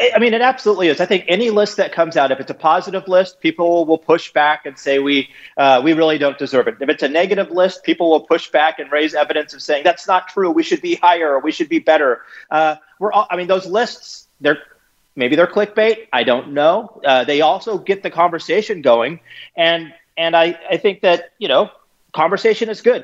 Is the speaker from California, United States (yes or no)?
yes; California, United States; moved away as an adult; now in St. Louis, United States